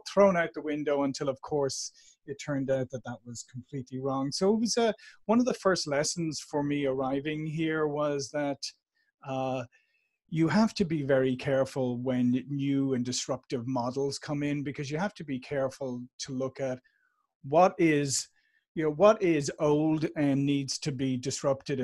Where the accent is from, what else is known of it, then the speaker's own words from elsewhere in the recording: Dublin, Leinster, Ireland; moved away as an adult; now in San Diego, United States; I'm here in beautiful San Diego, but as you can tell from my accent, I'm originally from Dublin, Ireland, and I've been here in the States for like 22 years now